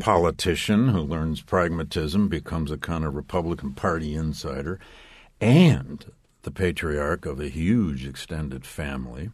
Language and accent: English; Flint, Michigan, United States; also born or lived in Wisconsin; I spent seven years in my hometown of Flint, Michigan, as a public school teacher